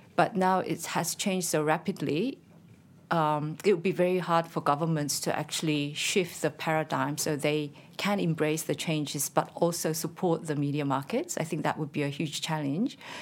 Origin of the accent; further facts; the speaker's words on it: South Korea; moved away as an adult; now in Canberra, Australia; when I was very young, I worked as a writer for a major broadcast, uh, in Korea called K B S.